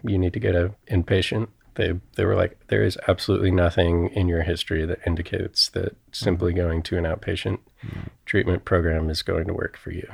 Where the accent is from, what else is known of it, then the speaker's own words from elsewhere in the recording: Cincinnati, Ohio, United States; I grew up in Cincinnati